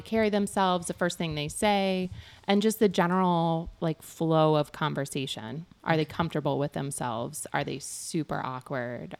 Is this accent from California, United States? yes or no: no; near Galesburg, West Central Illinois, United States; moved away as an adult; also born or lived in Thailand; I grew up in West Central Illinois.